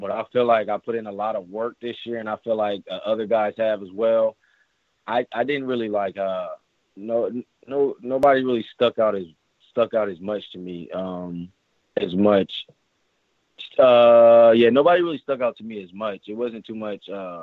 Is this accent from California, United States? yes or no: yes; Pasadena, California, United States; I am from Pasadena, California